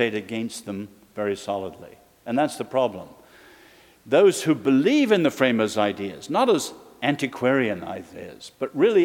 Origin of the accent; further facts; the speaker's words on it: England, United Kingdom; now in Virginia, United States; as an Englishman